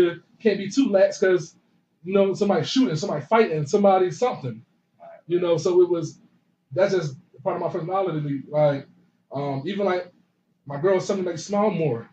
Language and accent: English; Philadelphia, Pennsylvania, United States; growing up, out 31st and Tasker